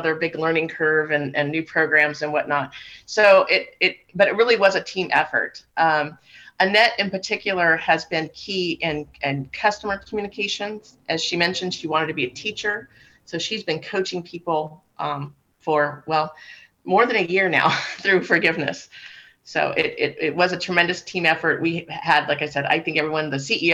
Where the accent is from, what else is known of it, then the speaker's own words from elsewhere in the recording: Fresno, California, United States; now in Central Coast, United States; I grew up in Fresno, so not very far away, and went to Fresno State